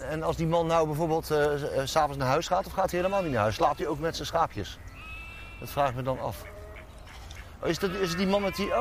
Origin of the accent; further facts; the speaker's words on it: Dordrecht, South Holland, Netherlands; also born or lived in Hilversum; waar kom je vandaan? En dan zei ik Dordrecht